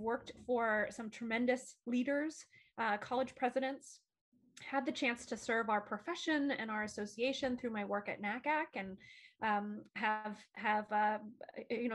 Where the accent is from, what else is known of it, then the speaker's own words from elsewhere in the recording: Bryn Athyn, Pennsylvania, United States; moved away as an adult; also born or lived in Delaware, Ohio; I went to a small college in my hometown, religiously affiliated institution called Brynathyn College